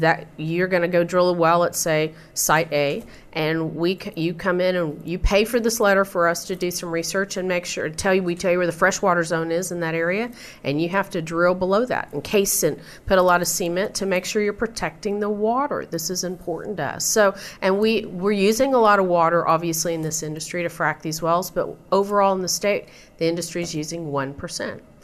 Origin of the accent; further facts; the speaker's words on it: Midland, Texas, United States; I grew up in Midland, it's a desert out there